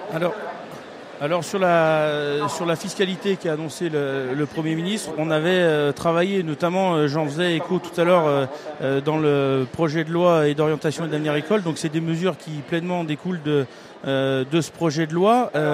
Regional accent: Auvergne-Rhône-Alpes, France; je viens d'Auvergne-Rhône-Alpes

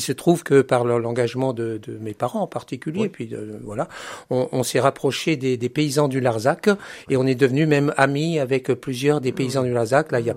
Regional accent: Centre-Val de Loire, France; moved away as an adult; also born or lived in Beauvais, Oise; on est originaire du, du Loiret. On a vécu jusqu'en 1980.

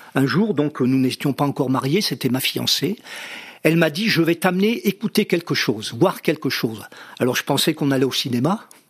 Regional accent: near Vichy, Auvergne-Rhône-Alpes, France; j'ai passé mon enfance, on a, on a grandi justement à côté de, de la ville de Vichy, pratiquement, oui, toute mon enfance

